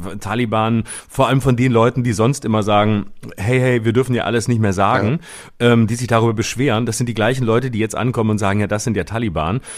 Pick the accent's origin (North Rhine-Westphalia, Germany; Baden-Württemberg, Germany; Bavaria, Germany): Baden-Württemberg, Germany; Lörrach; moved away; in meiner Heimat bin ich in Lörrach am 24.